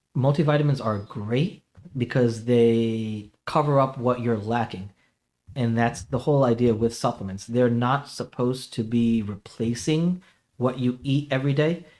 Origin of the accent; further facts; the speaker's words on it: New York City, New York, United States; now in Connecticut, United States; I was basically born in, uh, Jamaica, Queens